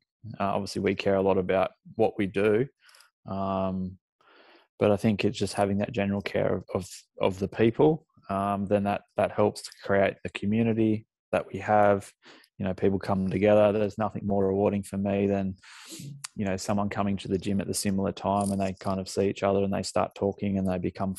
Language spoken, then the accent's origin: English; Lennox Head, New South Wales, Australia; moved away as an adult; also born or lived in Singleton / Sydney / London; now in Maitland, Australia; mum and dad moved from Singleton up to Lennox Head. So that's mainly where I did all my schooling